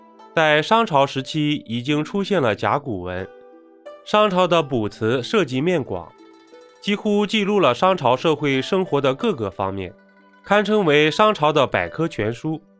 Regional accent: China; 作为一个中国人

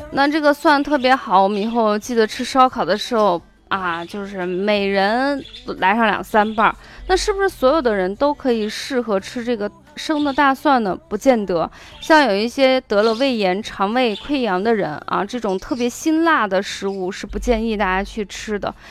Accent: Shaanxi, China; accent: Shaanxi dialect; 用我们陕西话说

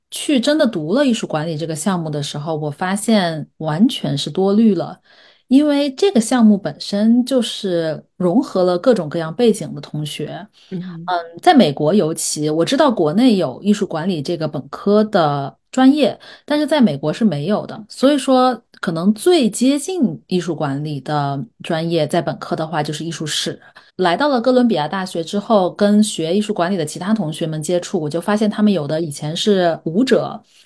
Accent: China; now in United States; 我们中国当代艺术

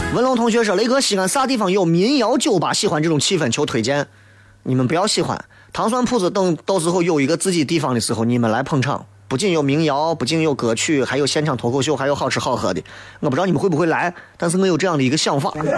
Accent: Shaanxi, China; accent: Shaanxi dialect; 我们陕西话搓狗家。

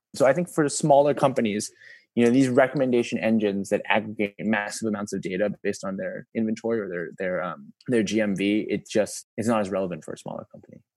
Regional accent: New York, United States; moved away as an adult; now in China; I actually grew up in America. My hometown is New York

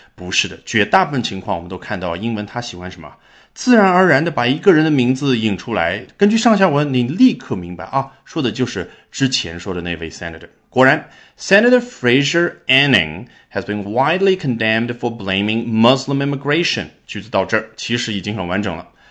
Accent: China; 我们中国人

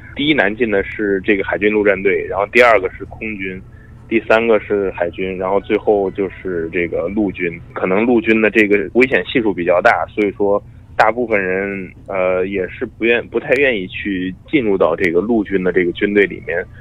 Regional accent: China; moved away as an adult; now in United States; 我是中国来的

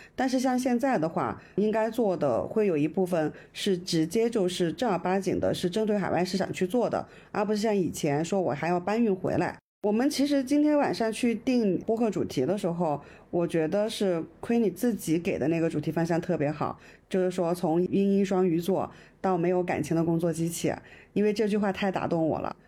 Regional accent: Hunan, China; 我们湖南女生，我们湖南人

